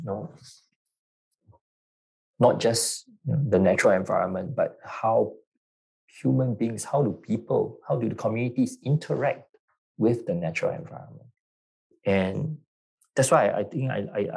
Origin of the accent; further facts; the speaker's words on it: Singapore; also born or lived in New Zealand / London; Singapore. Born and bred in Singapore. Yeah, but I was educated in New Zealand and London as well